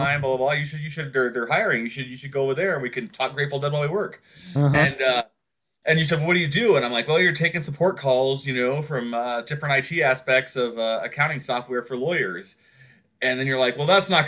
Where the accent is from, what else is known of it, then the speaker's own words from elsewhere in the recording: Nebraska, United States; moved away as an adult; also born or lived in Oklahoma; now in Denver, United States; I was born in Oklahoma and then had an abusive father that kind of took it out on the rest of us. And my mom and him got divorced. And then we moved to Nebraska when I was probably, let's say, 4 or 5